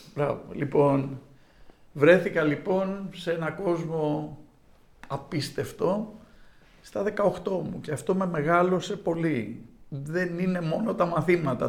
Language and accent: Greek; Greece; moved away as an adult; also born or lived in New York, United States; η Ελλάδα είναι η πατρίδα μου